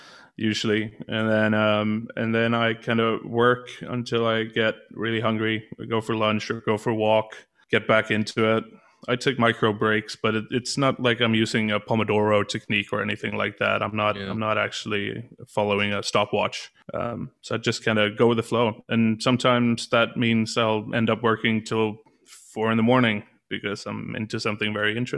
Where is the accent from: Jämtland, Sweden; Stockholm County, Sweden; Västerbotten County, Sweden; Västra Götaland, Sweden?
Västra Götaland, Sweden; Gothenburg; I was born in Gothenburg